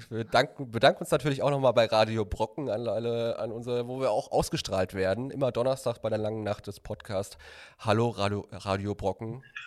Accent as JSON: {"language": "German", "town": "Recklinghausen", "region": "North Rhine-Westphalia", "country": "Germany", "tie": "born or raised there", "said": "ich bin ja quasi auch ein Kind der Stadt Recklinghausen, so wie Harpe auch"}